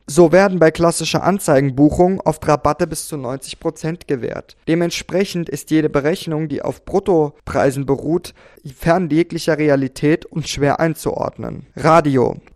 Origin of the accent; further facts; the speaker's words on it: Austria; Als Österreicher habe ich eine sehr spezielle Beziehung zu Plakaten, denn in kaum einem anderen Land ist die Plakatdichte dermaßen hoch.